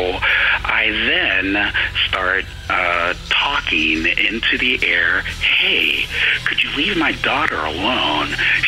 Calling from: Santa Rosa, California, United States; I'm calling from Santa Rosa, California.

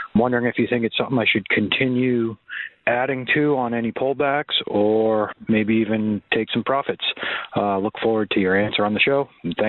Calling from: Maine, United States; I'm calling you from Maine.

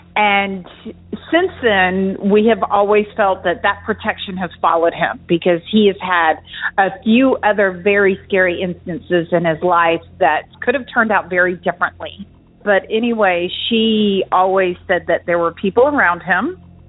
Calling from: Charleston, South Carolina, United States; I'm calling from Charleston, South Carolina.

